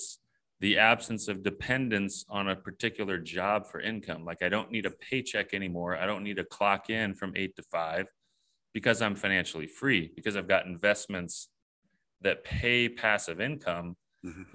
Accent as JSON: {"language": "English", "region": "Southern California", "country": "United States", "tie": "born or raised there", "said": "I grew up here in Southern California"}